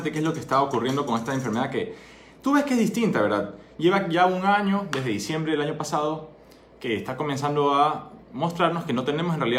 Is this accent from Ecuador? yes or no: yes; Ecuador; soy médico, soy ecuatoriano, soy emprendedor.